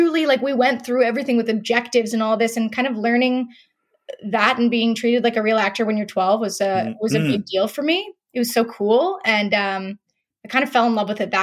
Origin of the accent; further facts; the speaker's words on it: Orangeville, Ontario, Canada; now in Toronto, Canada; I grew up in Orangeville, Ontario.